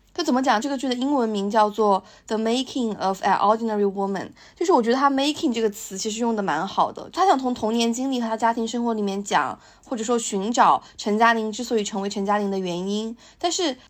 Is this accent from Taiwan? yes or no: no; China; 可能我们大陆这边讲的七零后的一个故事